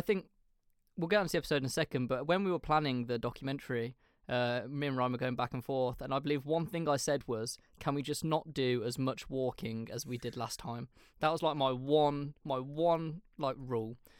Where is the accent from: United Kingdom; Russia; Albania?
United Kingdom; England; we're English